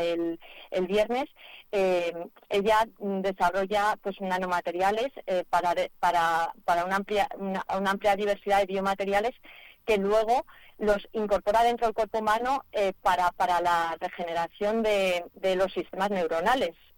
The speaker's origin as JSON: {"language": "Spanish", "town": "Madrid", "region": "Community of Madrid", "country": "Spain", "said": "yo aunque soy de Madrid"}